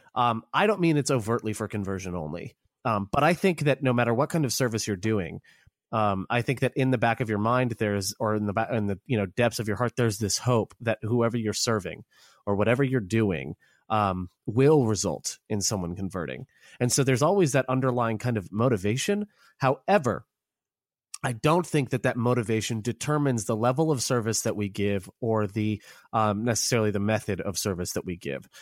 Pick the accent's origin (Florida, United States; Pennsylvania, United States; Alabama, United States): Florida, United States; Orlando; I grew up American. I was born in Orlando